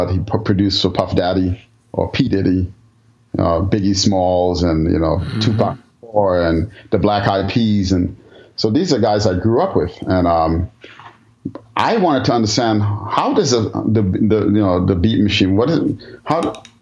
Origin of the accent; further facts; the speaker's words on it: New York City, New York, United States; I grew up in the Bronx in New York, and the part of Bronx, I, the part of the Bronx I grew up in, was um, a very um, you know culturally mixed neighborhood.